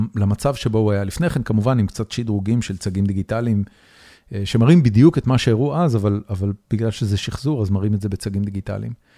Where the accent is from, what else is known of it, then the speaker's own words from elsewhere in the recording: Haifa, Haifa District, Israel; moved away as an adult; now in Austin, United States; הבית שגדלתי בו בחיפה